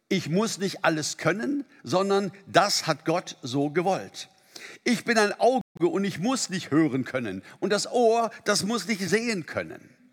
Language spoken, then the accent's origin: German; Germany; bei uns in Deutschland